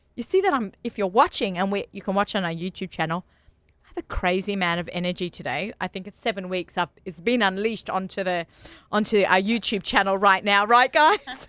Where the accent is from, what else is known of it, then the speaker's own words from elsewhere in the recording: Sydney, New South Wales, Australia; moved away as an adult; now in United States; I'm from Sydney, Australia. If you notice, our accents might get thicker